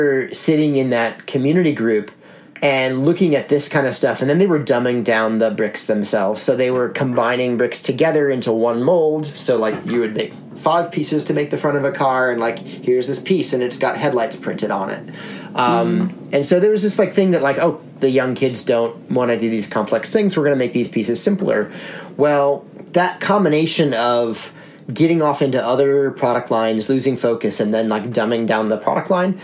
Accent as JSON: {"language": "English", "town": "Chicago", "region": "Illinois", "country": "United States", "tie": "born or raised there", "said": "my hometown, Chicago"}